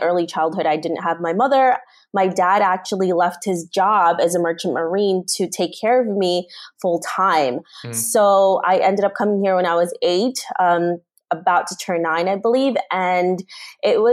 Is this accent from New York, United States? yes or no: yes; New York City, New York, United States; also born or lived in Roxas City, Philippines / Florida; I grew up in New York City.